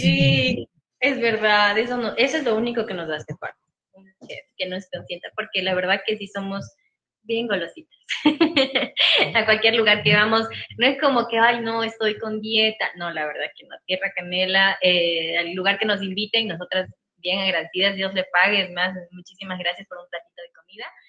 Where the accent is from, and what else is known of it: Ecuador